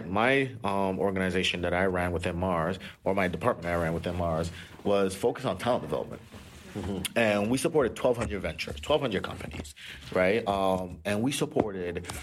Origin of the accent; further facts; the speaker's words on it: Toronto, Ontario, Canada; also born or lived in Nigeria; I grew up in Rexdale, right, Jamestown, right, specifically.